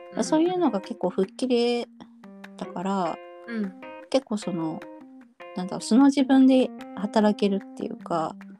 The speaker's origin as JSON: {"language": "Japanese", "region": "Kyushu", "country": "Japan", "tie": "born or raised there", "said": "自分の実家の九州"}